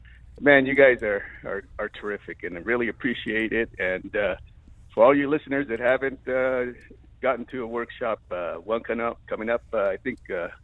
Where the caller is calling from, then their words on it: Santa Fe, New Mexico, United States; I'm calling from Santa Fe, New Mexico, and it's freezing out here.